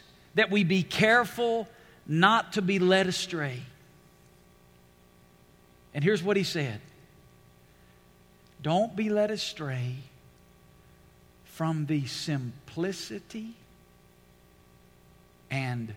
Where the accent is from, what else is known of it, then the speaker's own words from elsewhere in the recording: Alabama, United States; now in Las Vegas, United States; I grew up in Alabama.